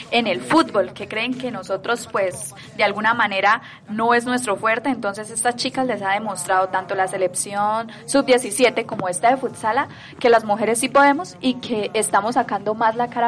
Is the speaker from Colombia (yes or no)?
yes; Colombia; Entonces, pues es para nosotros como colombianos un gran